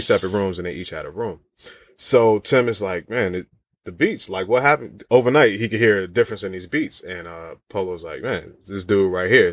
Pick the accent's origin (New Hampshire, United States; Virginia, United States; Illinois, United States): Virginia, United States; I'm from Virginia